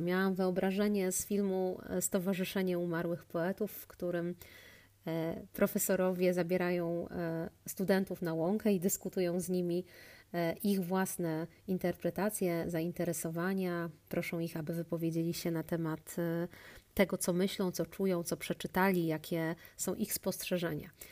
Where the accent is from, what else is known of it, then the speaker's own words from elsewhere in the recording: Łódź, Łódź Voivodeship, Poland; pochodzę z Łodzi